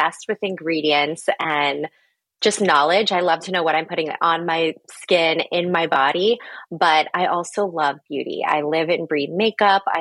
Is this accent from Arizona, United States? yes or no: yes; Phoenix, Arizona, United States; I'm from Phoenix.